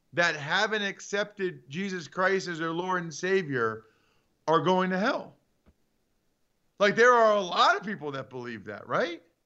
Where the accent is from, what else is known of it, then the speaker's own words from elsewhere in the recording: Northeast, United States; moved away; I'm from the Northeast